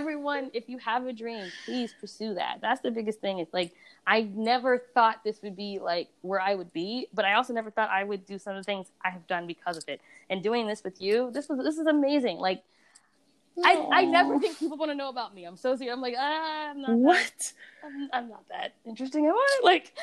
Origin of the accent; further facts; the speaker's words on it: Sierra Leone; Yeah, I'm from Sierra Leone, but but I'm also Scandinavian.